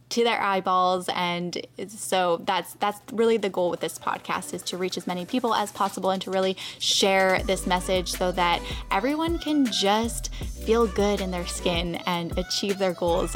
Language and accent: English; Canada; now in United States; I'm from Canada, too.